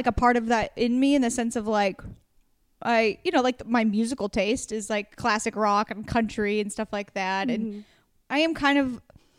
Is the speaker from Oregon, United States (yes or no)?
yes; Warrenton, Oregon, United States; moved away; my town where I went to like high school, Warrenton had 3,000 people in it when I lived there.